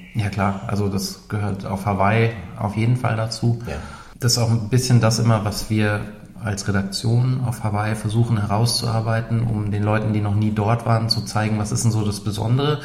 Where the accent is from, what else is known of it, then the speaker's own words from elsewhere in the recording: Ruhr area, North Rhine-Westphalia, Germany; now in Munich, Germany; Ich komme aus dem Ruhrgebiet